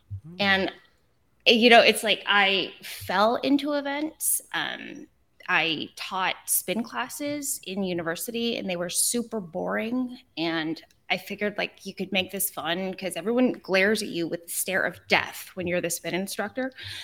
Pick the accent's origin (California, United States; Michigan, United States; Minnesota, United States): California, United States; You get used to waiting for things, and I'm too Californian still. I still can't wait in line.